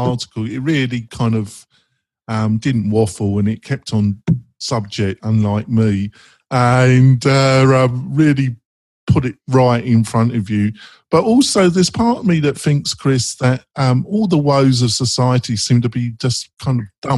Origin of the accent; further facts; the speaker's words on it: England, United Kingdom; I'm English